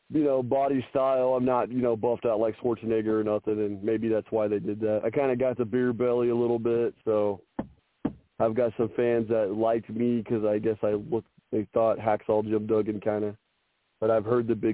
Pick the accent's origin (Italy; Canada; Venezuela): Canada; I'm Canadian so, I'm Goose.